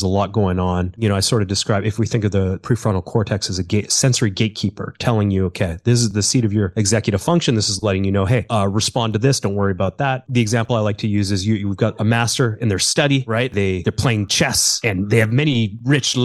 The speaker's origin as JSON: {"language": "English", "town": "Calgary", "region": "Alberta", "country": "Canada", "tie": "born or raised there", "said": "I was born in Calgary, which is part of Alberta"}